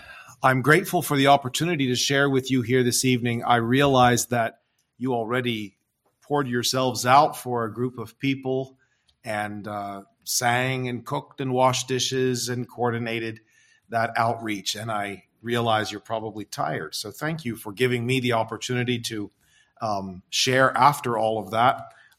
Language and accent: English; Ghana; and I'm here from West Africa, Ghana in particular.